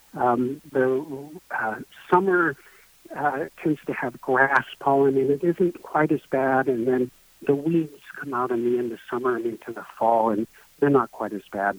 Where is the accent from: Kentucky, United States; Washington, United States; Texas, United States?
Washington, United States; Bellingham; also born or lived in Arizona; I grew up in Bellingham, uh, then uh, trained in various places and actually practiced in Arizona for a number of years before relocating back here.